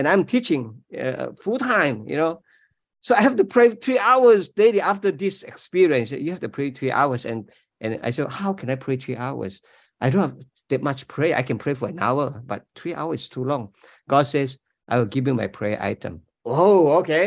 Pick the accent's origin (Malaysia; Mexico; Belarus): Malaysia; English is a second language; moved away as an adult; now in United States; I'm not American, you know. I'm Malaysian